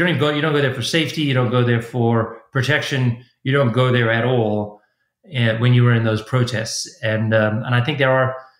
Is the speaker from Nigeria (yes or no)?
no; Pretoria, Gauteng, South Africa; moved away as an adult; also born or lived in Kingston, Ontario, Canada; now in United States; I grew up actually in a pretty intense place. It is the city called Pretoria, South Africa.